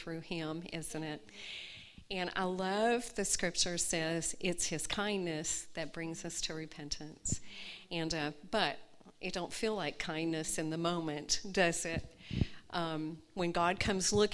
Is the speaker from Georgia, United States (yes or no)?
yes; Atlanta, Georgia, United States; moved away as an adult; also born or lived in Gadsden, Alabama; now in Mojave Desert, Southern California, United States; I was born in Gadsden, Alabama, and but I grew up in Atlanta. From the time I was 2 years old until I was 40, Atlanta was my home